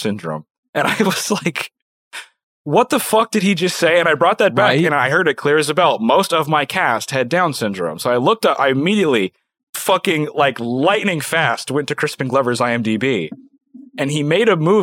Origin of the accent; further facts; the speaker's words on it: Little Pond, Prince Edward Island, Canada; I was born in Little Pond, Prince Edward Island